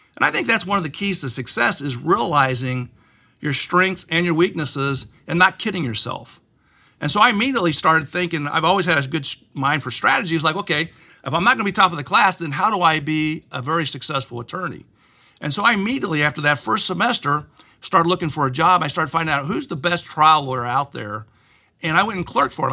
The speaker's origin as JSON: {"language": "English", "town": "Plainfield", "region": "Indiana", "country": "United States", "tie": "born or raised there", "also_born_or_lived": "Richmond, Indiana", "said": "we moved from Richmond to Plainfield, Indiana"}